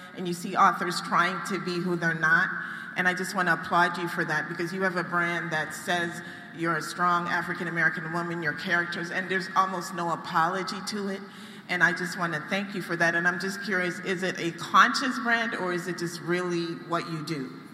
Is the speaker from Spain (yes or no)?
no; Toronto, Ontario, Canada; I'm originally from Toronto.